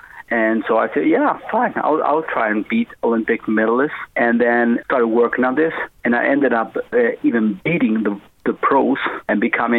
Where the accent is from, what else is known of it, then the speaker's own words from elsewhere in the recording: Spain; born there; But I was born in Spain.